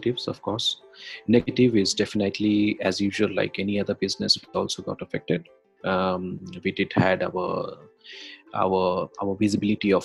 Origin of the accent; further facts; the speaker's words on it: India; I come from India